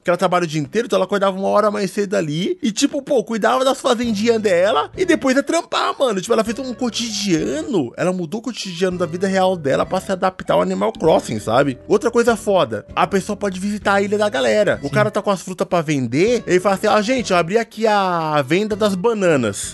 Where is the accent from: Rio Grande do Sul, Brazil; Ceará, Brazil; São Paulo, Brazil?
São Paulo, Brazil; Jardim Ângela; eu sou do Jardim Ângela